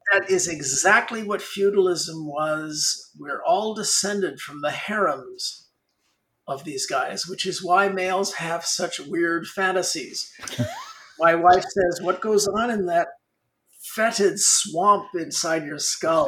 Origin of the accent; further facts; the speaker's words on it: Los Angeles, California, United States; I grew up in Hollywood